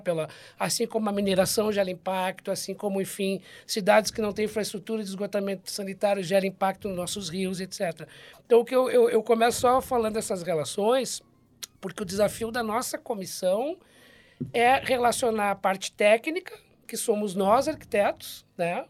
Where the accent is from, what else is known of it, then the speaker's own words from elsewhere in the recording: Porto Alegre, Rio Grande do Sul, Brazil; now in Sergipe, Brazil; sou natural de Porto Alegre, estou como conselheiro federal por Sergipe, né? então do sul para o nordeste